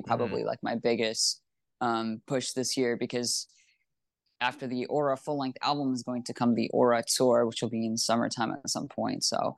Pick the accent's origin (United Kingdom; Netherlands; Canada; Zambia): Canada; because I'm actually Canadian. I like, you know, go back and forth between Toronto.